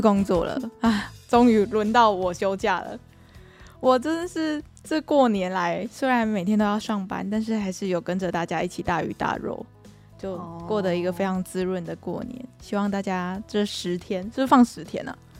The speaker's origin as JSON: {"language": "Chinese", "region": "Kaohsiung", "country": "Taiwan", "said": "我们不是高雄人嘛"}